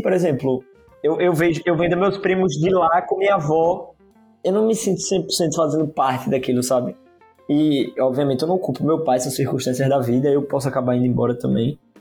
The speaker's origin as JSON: {"language": "Portuguese", "country": "Brazil", "said": "como brasileiro"}